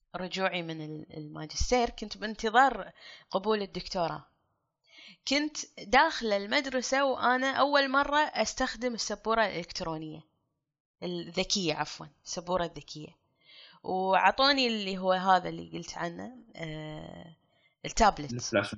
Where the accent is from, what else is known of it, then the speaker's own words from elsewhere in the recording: Kuwait; ككويتيين كلنا